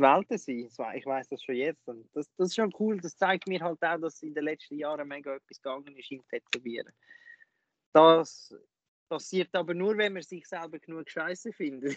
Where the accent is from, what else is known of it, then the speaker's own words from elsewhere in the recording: Lucerne, Switzerland; bei uns in Luzern